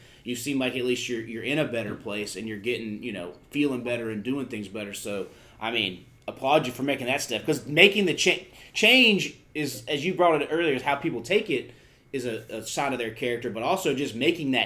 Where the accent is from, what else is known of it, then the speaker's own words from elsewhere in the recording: the South, United States; growing up in the South